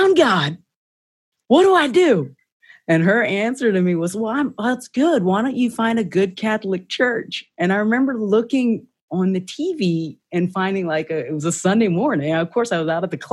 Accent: Dubai, United Arab Emirates; I was raised in Dubai

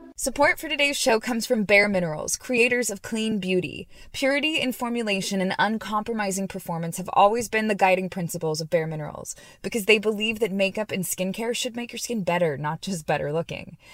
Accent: Long Beach, California, United States; I'm from Long Beach

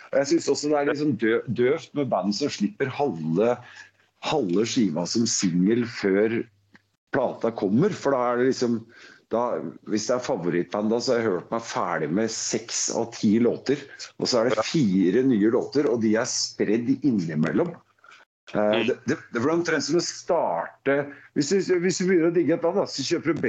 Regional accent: Vinterbro, Akershus, Norway; Altså, jeg er jo fra Vinterbro, men jeg er jo Oslo-fyr.

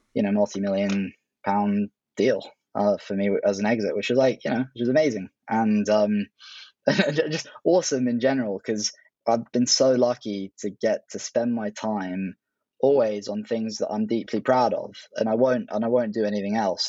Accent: Oxford, South East England, United Kingdom; born or raised there; also born or lived in Hong Kong / London

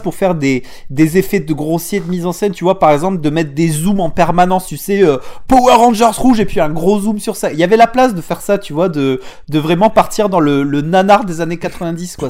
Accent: southern France, France; accent: southern; mon accent du sud

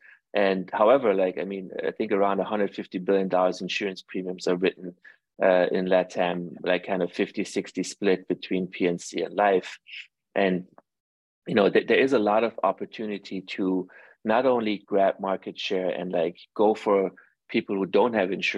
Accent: Iran; born there; I actually, you know, as I mentioned, I was born in Iran, and Iran in the Middle East are also very family oriented.

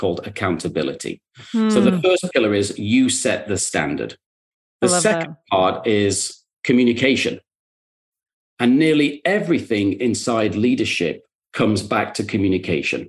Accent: the north of England, United Kingdom; moved away as an adult; now in New York, United States; I'm also from Northern England

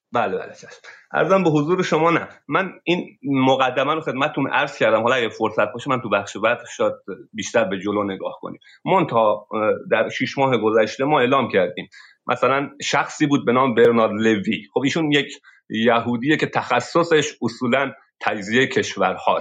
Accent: Sistan and Baluchestan, Iran; در مرز افغانستان به دنیا آمدم و منطقه سیستان

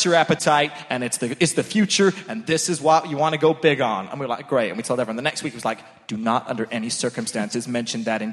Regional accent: Portsmouth, South East England, United Kingdom; moved away; I was from Portsmouth

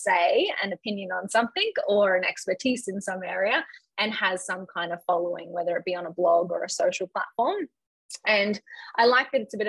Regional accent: Brisbane, Queensland, Australia; I grew up in Brisbane in Australia

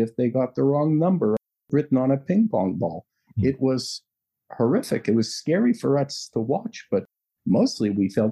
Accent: Canada; We are a lovely country with our own problems like any other country

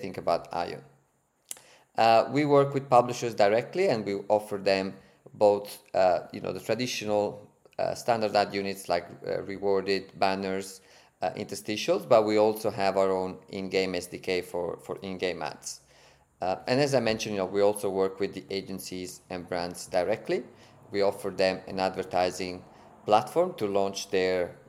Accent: Italy; accent: Italian; English is a second language; moved away as an adult; also born or lived in Berlin, Germany; now in Sydney, Australia; as you can hear from my accent and from my name, I'm Italian

